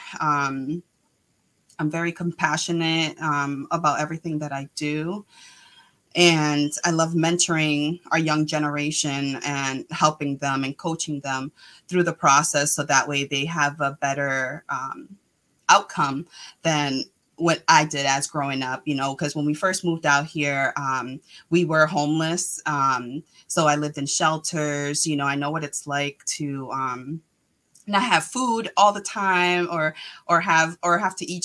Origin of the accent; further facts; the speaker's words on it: Worcester, Massachusetts, United States; also born or lived in Guayama, Puerto Rico / Boston; now in Southbridge, United States; I was born in Guayama, Puerto Rico. I came out here when I was, I think four. I lived in Boston, and then we moved to Worcester. So I've been a longtime resident of Worcester